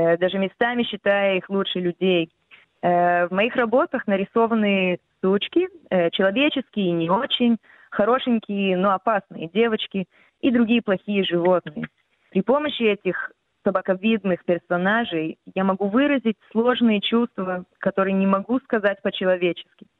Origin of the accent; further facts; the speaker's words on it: Israel; first language Russian; у меня как бы мой первый язык все равно как бы был русский, mm-hmm. и хоть я чуть-чуть иврита знала